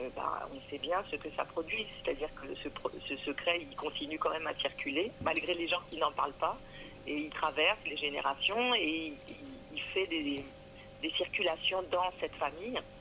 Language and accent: French; France; je suis française depuis vraiment plusieurs siècles